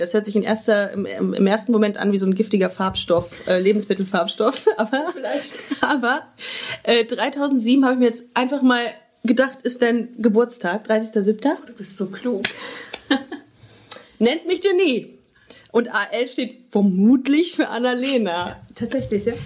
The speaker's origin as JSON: {"language": "German", "town": "Düsseldorf", "region": "North Rhine-Westphalia", "country": "Germany", "also_born_or_lived": "Würzburg", "moved": "yes", "lives_now": "Cologne, Germany", "said": "ich komme ja ursprünglich aus Düsseldorf"}